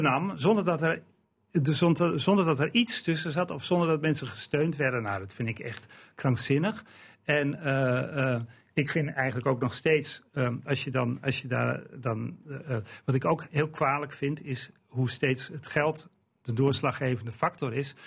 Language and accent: Dutch; Eelde, Drenthe, Netherlands; ik ben opgegroeid in Eelde